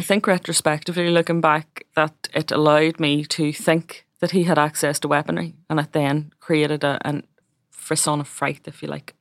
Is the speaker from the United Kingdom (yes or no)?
yes; Belfast, Northern Ireland, United Kingdom; I was born in West Belfast, which is a Republican stronghold